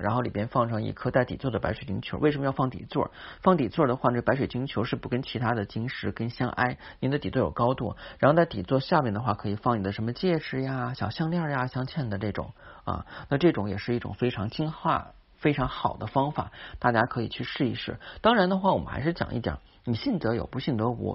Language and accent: Chinese; China; 八月十五，我们中国人的传统佳节